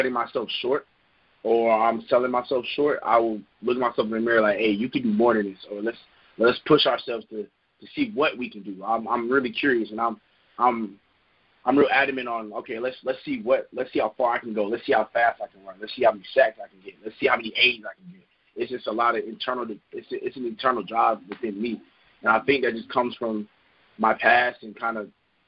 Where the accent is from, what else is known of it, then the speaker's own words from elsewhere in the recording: Raleigh, North Carolina, United States; I grew up in Raleigh